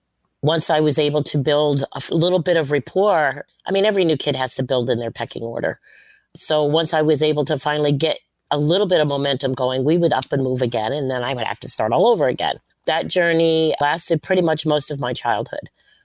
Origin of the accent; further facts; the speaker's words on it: Bath, Maine, United States; born there; My dad was in the military. I was born in Bath, Maine in 1962.